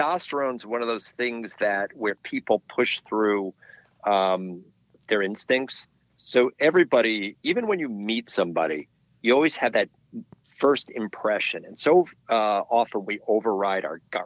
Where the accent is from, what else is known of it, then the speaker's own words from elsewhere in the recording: White Mountains, New Hampshire, United States; now in Connecticut, United States; I grew up ice climbing in the White Mountains